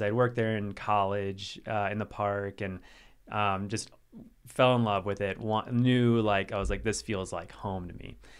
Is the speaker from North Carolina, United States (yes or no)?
yes; Asheville, North Carolina, United States; also born or lived in Wisconsin; I was born in Wisconsin, um, and then moved down to North Carolina. So that's kinda where I was raised mostly, um, just outside of Asheville.